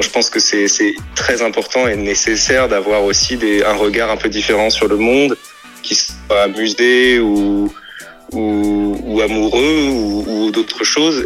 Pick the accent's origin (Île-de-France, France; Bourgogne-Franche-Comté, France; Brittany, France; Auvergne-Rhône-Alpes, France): Île-de-France, France; Paris; je suis parisien